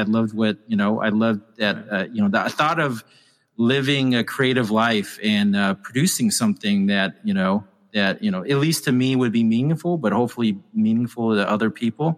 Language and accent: English; El Paso, Texas, United States; moved away as an adult; also born or lived in Korea; now in New York City, United States; I'm from El Paso. I went to Andrews High School